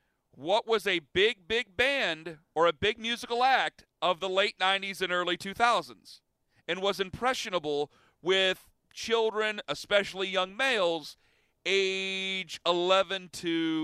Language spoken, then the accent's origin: English; Ohio, United States; We're from Ohio, man.